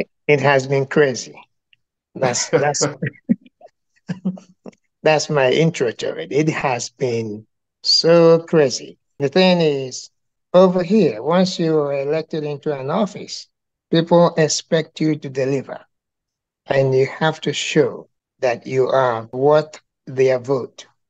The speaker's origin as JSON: {"language": "English", "region": "Anambra", "country": "Nigeria", "moved": "as an adult", "lives_now": "Georgia, United States", "said": "I am from Nigeria originally, and I was not born here."}